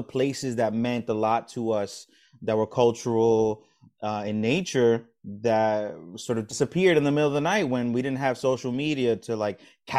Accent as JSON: {"language": "English", "town": "Brooklyn", "region": "New York", "country": "United States", "tie": "born or raised there", "said": "So I grew up on the edge of Park Slope, between Sunset Park and Park Slope"}